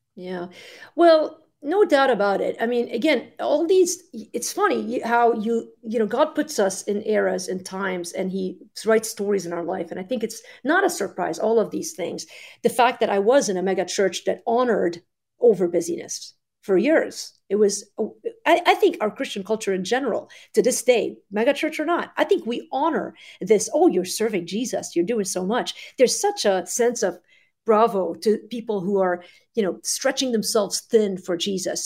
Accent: Lebanon; moved away; I grew up in Lebanon in the 80s. We moved in 87.

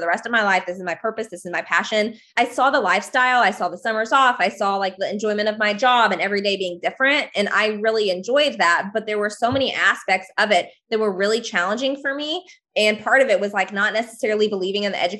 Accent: Northwest Arkansas, United States; I am from Northwest Arkansas. I live in the Ozark Mountains

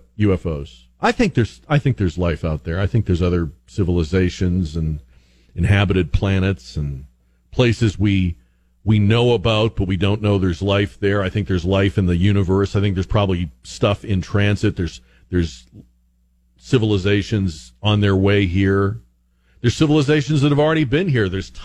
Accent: Northeast, United States; I'm from the Northeast

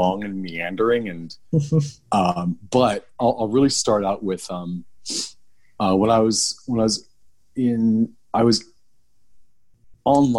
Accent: Sacramento, California, United States; So I grew up in Northern California. I grew up in Sacramento

